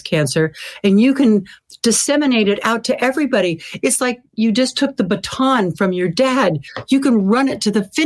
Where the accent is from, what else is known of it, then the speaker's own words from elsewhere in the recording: Sacramento, California, United States; my hometown of Sacramento.